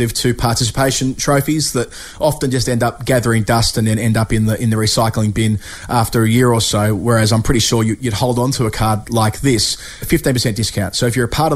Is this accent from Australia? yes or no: yes; Australia; when Jeff and I were growing up in Australia